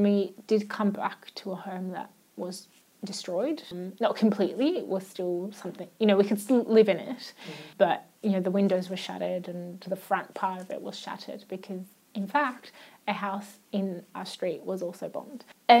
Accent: Iraq; English is a second language; now in Australia; Coming to Australia was definitely a culture shock. Things were really, really different. I didn't speak English. So although in Iraq you learn English as a second language, I remember we had just started to learn English in school

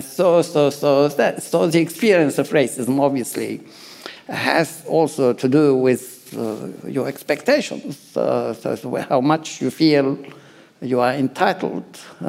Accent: Australia; I actually feel like I'm 100% Lebanese, so piss off. And I'm 100 Australian, also piss off. And I have no problem saying that I am both.

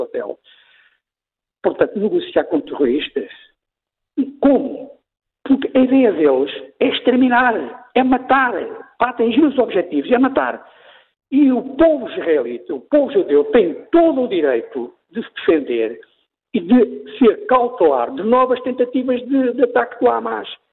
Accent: Mozambique; eu sou moçambicano, nasci em Moçambique

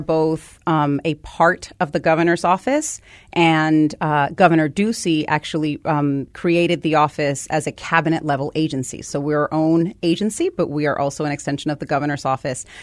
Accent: Guaynabo, Puerto Rico; moved away as an adult; now in United States; So I grew up in Puerto Rico, and I came here just to go to college.

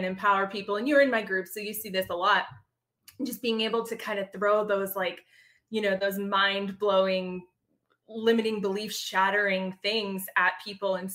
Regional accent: Pembroke, Massachusetts, United States; moved away as an adult; also born or lived in Boston, Massachusetts; now in Savannah, United States; Grew up south of Boston in a little town called Pembroke

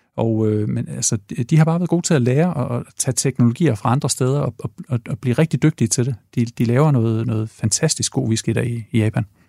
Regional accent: Ringkøbing, Central Denmark Region, Denmark; also born or lived in Aarhus / Odense; now in Copenhagen, Denmark; jeg er vokset op i Ringkøbing i Vestjylland

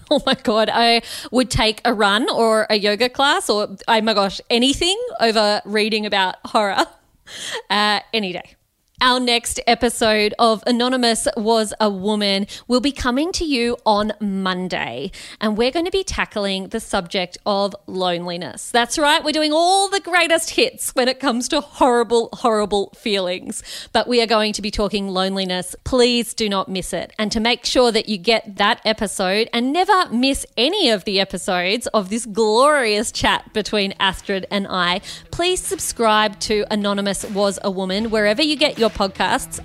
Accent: Australia; I am an Australian

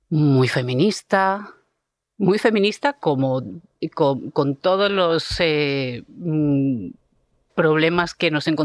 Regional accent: Argentina; now in Spain; haber un puente entre esa Argentina que dejamos y esta España que es mi, tierra, que yo considero mi tierra.

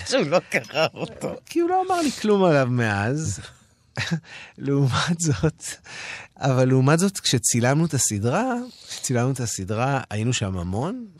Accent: Holon, Tel Aviv District, Israel; born or raised there; moved away

